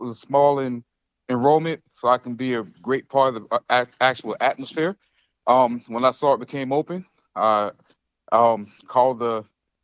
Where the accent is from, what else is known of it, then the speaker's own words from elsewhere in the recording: Goose Creek, South Carolina, United States; moved away as an adult; also born or lived in Avon Park, Florida; now in Jacksonville, United States; I went back to my alma mater, Goose Creek High School